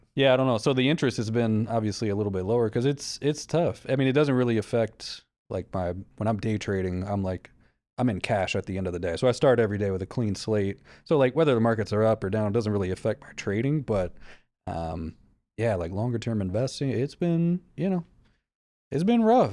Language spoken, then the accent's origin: English; the South, United States; I'm from the South.